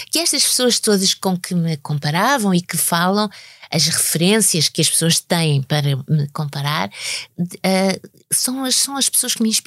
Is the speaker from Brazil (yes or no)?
no; Lisbon, Portugal; que é o sítio onde eu nasci, eu nasci cá, uhum. minha mãe é que nasceu é lá. Em Lisboa mesmo. Sim, em Lisboa. E, uh, e, e vivo cá.